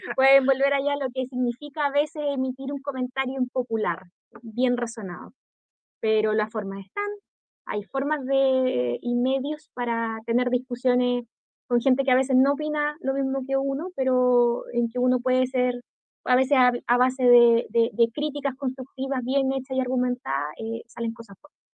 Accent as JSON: {"language": "Spanish", "town": "Concepción", "region": "Biobío", "country": "Chile", "tie": "born or raised there", "said": "yo siendo de Gran Concepción de toda mi vida"}